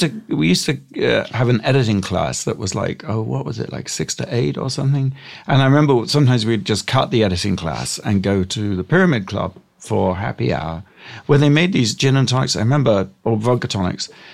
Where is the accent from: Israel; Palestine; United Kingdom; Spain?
United Kingdom; Gosport, South East England; moved away as an adult; now in United States; I grew up in England.